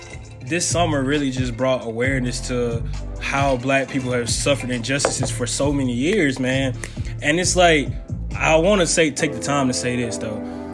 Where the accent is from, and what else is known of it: Mississippi, United States